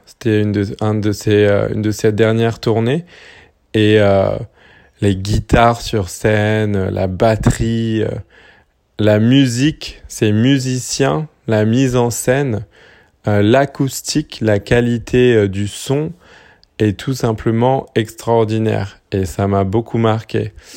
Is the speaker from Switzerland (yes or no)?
no; French Polynesia; j'ai grandi à Tahiti en Polynésie française